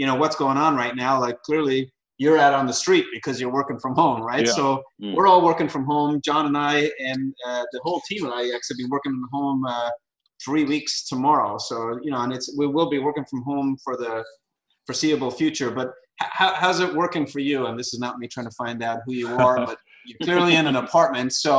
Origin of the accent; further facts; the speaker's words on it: Ireland; moved away; I grew up in Ireland